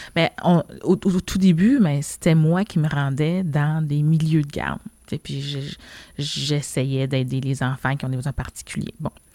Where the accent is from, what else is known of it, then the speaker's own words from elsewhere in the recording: Montreal, Quebec, Canada; also born or lived in Laval; je suis née ici, je suis née à Montréal, dans le quartier de Saint-Michel. Euh, puis quand mes parents, ils ont déménagé, dans le fond, sur la rive nord, à Laval